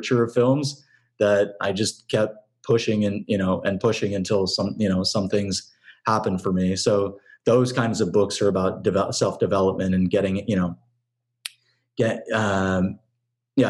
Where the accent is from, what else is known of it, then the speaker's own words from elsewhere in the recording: San Francisco Bay Area, California, United States; moved away as an adult; now in Los Angeles, United States; I'm from the Bay Area